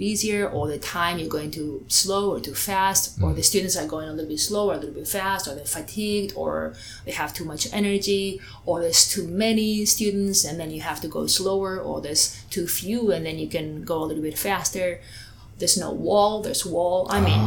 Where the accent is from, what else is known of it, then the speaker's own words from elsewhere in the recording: Spain; English is a second language; moved away; I'm originally from Spain